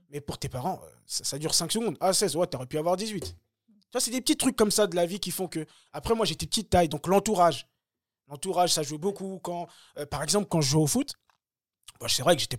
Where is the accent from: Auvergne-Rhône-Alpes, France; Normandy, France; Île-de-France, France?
Île-de-France, France; Bagneux; also born or lived in Le Kremlin-Bicêtre; now in Choisy-le-Roi, France; moi, j'ai grandi à Bagneux. Je viens du 92.